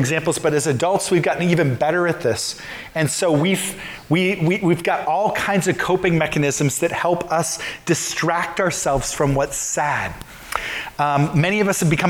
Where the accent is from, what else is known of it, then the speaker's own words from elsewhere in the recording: Midwest, United States; I grew up in the Midwest